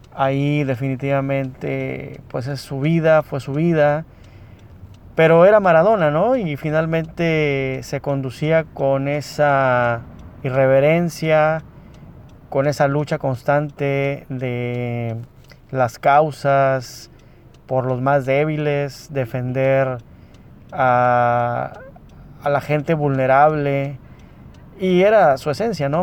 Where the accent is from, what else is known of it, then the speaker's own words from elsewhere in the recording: Mexico; a los que somos mexicanos